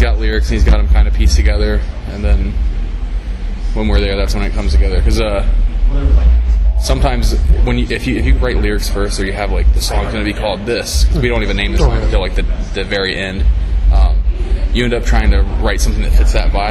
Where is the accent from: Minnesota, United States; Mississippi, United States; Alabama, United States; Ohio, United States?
Ohio, United States; Columbus; I'm from Columbus, Ohio.